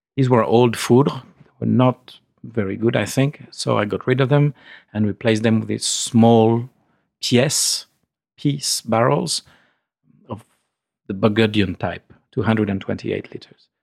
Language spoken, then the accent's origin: English; Épernay, Grand Est, France; moved away as an adult; also born or lived in Argentina; I was born in Epernay, right in the middle of, uh, Epernay, the capital of Champaign